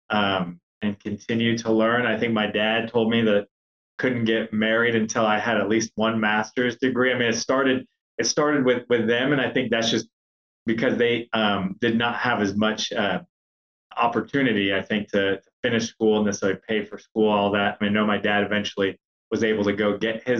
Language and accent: English; United States; also born or lived in Chihuahua, Mexico (ancestry) / Mexico City, Mexico; I was born in the United States, but I thought it was important to get connected to my roots.